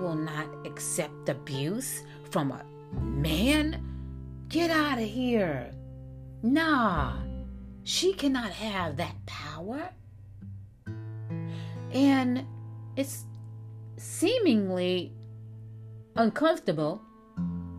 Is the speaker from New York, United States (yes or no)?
yes; New York City, New York, United States; also born or lived in Nyack, New York / Valley Cottage, New York; I was born in Harlem, New York. The South Side, they say. Then we moved to the Bronx, New York, the South Side. From there, we moved upstate New York to Nyack and Valley Cottage